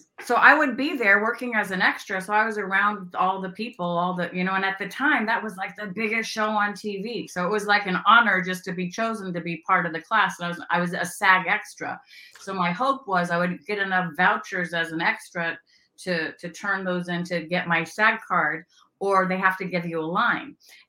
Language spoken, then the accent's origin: English; California, United States; also born or lived in Louisville, Kentucky; I grew up in Northern California, born and raised California girl. I also grew up in Louisville, Kentucky, where my stepfamily is from.